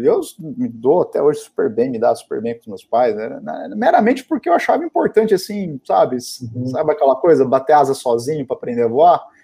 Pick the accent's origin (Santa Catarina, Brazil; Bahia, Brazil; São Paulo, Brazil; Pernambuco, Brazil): São Paulo, Brazil; Guarulhos; eu sou nascido em Guarulhos